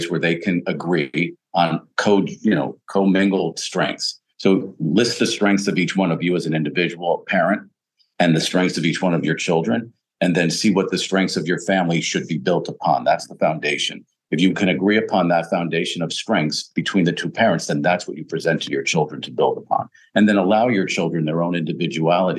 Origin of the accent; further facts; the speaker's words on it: Pennsylvania, United States; I grew up in Pennsylvania, my dad was a coal miner